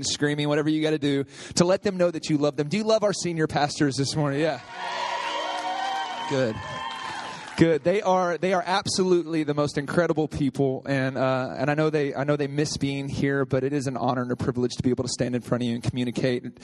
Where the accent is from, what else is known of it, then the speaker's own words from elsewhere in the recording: Oklahoma, United States; moved away; I'm from Oklahoma